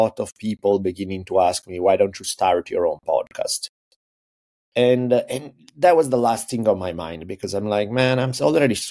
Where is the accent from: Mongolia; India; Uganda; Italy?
Italy; moved away as an adult; now in United States; I grew up in Italy. I moved to US when I was 18 to go to college out here.